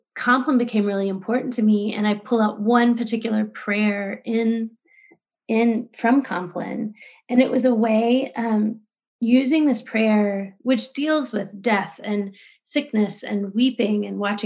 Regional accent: Texas, United States; I grew up Southern Baptist in Texas

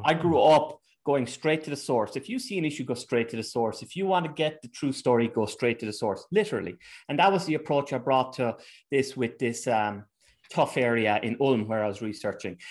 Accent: Ireland; moved away as an adult; also born or lived in England; now in Germany; I'm Irish

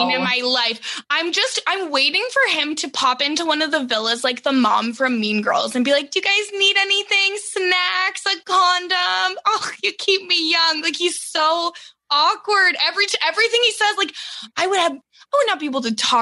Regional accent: Canada; I'm 28 from Canada

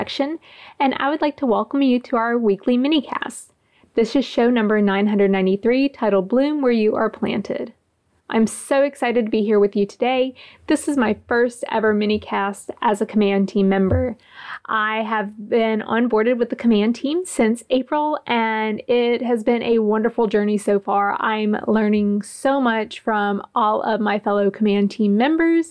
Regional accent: Gulfport, Mississippi, United States; moved away as an adult; also born or lived in Kings Bay; I was in my hometown

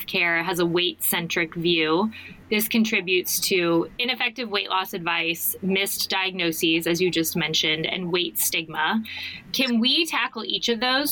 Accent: Arizona, United States; I am from Arizona, and I went to this kind of prospective students weekend at University of Arizona.

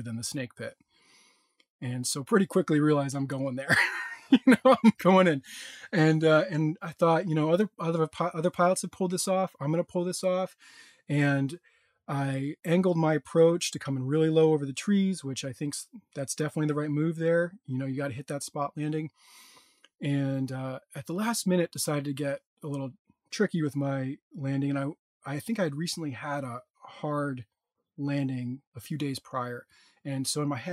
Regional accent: New England, United States; now in California, United States; I'm from New England

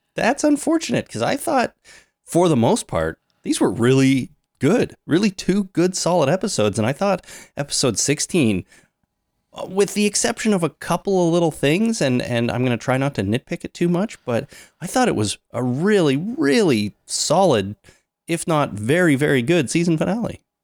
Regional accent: Canada; we're Canadian, we're based in Canada

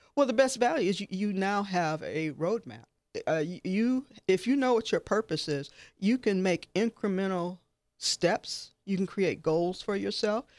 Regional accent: Detroit, Midwest, United States; now in Southern Nevada, United States; I'm from the Midwest

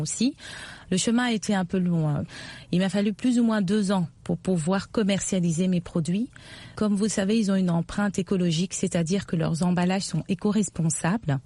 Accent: Kinshasa, DR Congo; je suis née, j'ai grandi à Kinshasa

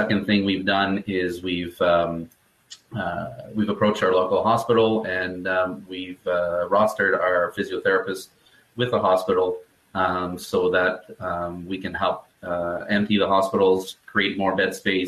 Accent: Canada; also born or lived in Ottawa, Ontario; I'm a Canadian physiotherapist. We're just outside of Ottawa, Ontario, so way north from you guys.

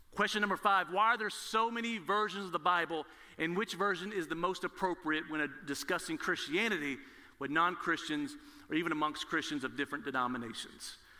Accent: Nashville, Tennessee, United States; I was born in Nashville, Tennessee, where Lifeway, the Southern Baptist Convention is located, there's a church on every corner

